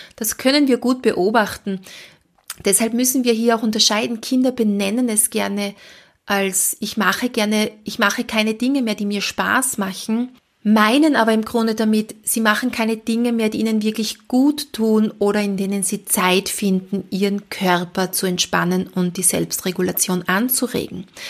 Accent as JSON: {"language": "German", "country": "Austria", "said": "Bei uns in Österreich sagt man Elementarpädagogin oder Kindergartenpädagogin"}